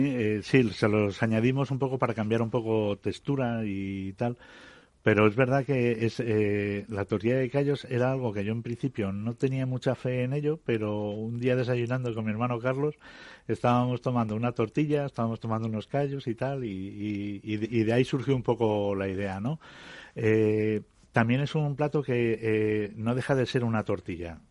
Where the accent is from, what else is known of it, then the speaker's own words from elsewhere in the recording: Fuentidueña de Tajo, Community of Madrid, Spain; moved away; todos los que somos de Fuentidueña